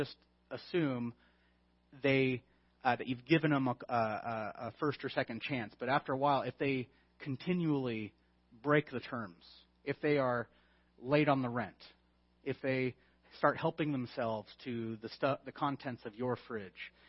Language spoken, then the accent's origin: English; California, United States; I'm from California?